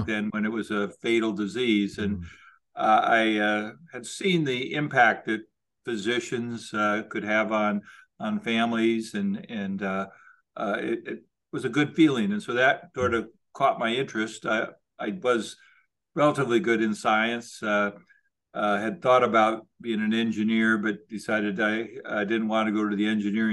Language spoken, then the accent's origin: English; Aberdeen, South Dakota, United States; also born or lived in Baltimore / Indiana; now in Boston, United States; I was born in Aberdeen, South Dakota, which is a rural area in the north central part of South Dakota.